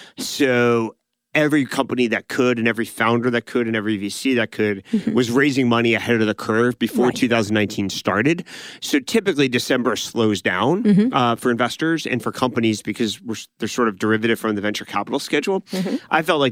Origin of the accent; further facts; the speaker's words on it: California, United States; So, for example, we grew up in Silicon Valley that went through 2000 to 2002.